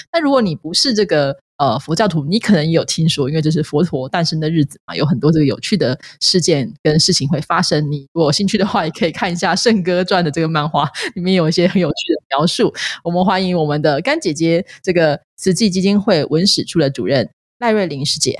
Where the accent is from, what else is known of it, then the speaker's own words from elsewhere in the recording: Changhua County, Taiwan; 我们彰化人都会喝地谷露